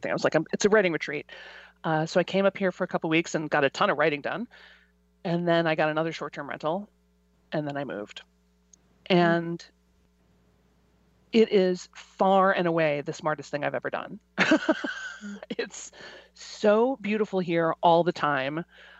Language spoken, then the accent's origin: English; Chicago, Illinois, United States; moved away as an adult; also born or lived in Los Angeles; now in Carpinteria, United States; I grew up in Chicago. I loved living in Chicago.